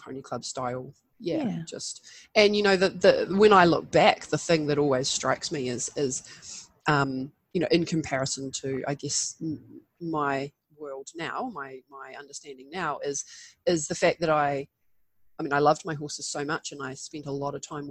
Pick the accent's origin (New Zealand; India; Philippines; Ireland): New Zealand; I was running wild around the bush in the and the beach, as many Kiwi kids